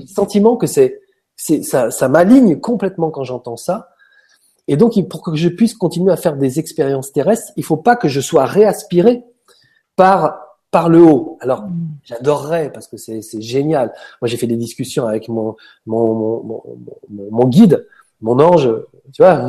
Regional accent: Paris suburbs, Île-de-France, France; Je viens d'une banlieue parisienne où il n'y a pas de place pour, euh, pour l'air

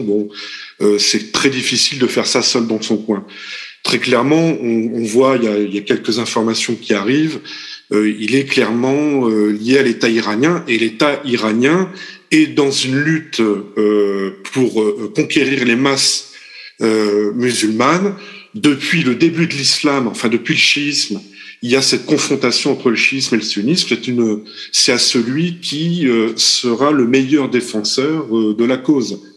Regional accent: France; nous, français, puisque nous sommes français pour l'instant en fait

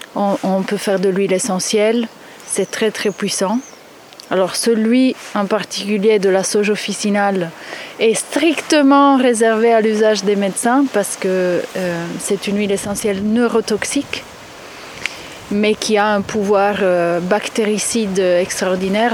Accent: Italy; je suis italienne

